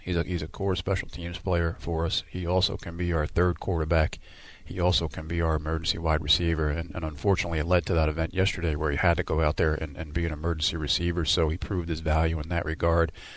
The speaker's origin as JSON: {"language": "English", "country": "United States", "tie": "born or raised there", "moved": "yes", "lives_now": "Houston, United States", "said": "being from New York, New Jersey, that's where all my roots are"}